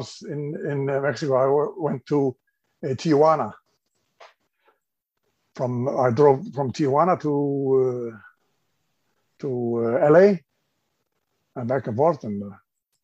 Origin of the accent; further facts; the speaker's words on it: Iceland; also born or lived in Los Angeles; I'm from Iceland.